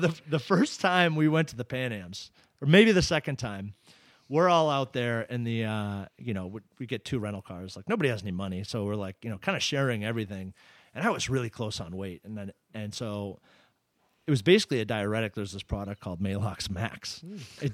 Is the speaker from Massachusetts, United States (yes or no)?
yes; Ipswich, Massachusetts, United States; I grew up in in Ipswich, Massachusetts